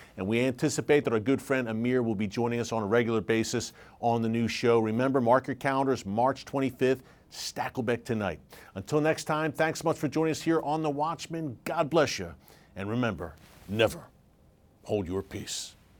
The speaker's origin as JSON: {"language": "English", "country": "United States", "said": "as an American"}